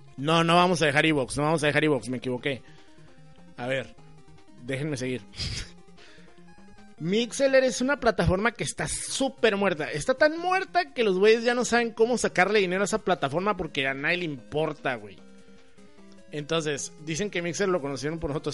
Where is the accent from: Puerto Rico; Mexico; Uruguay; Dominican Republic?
Mexico